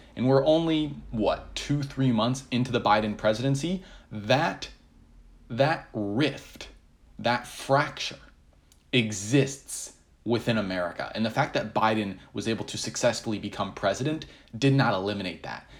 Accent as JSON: {"language": "English", "country": "United States", "said": "I still feel very American at heart"}